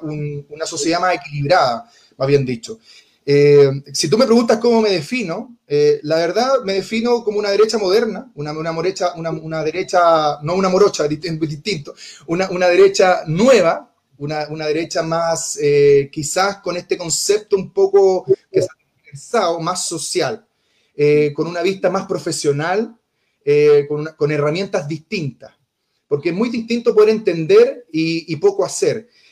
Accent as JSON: {"language": "Spanish", "town": "Conchalí", "region": "Santiago Metropolitan Region", "country": "Chile", "tie": "born or raised there", "also_born_or_lived": "Independencia", "said": "nací en Conchalí, pero tuve mi infancia y mi niñez compartida entre Conchelí e Independencia"}